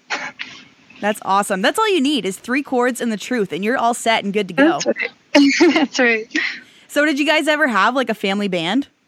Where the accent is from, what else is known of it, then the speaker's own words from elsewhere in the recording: Powassan, Ontario, Canada; moved away as an adult; also born or lived in Calgary, Canada; now in Saskatchewan, Canada; I'm from Powassan, Ontario.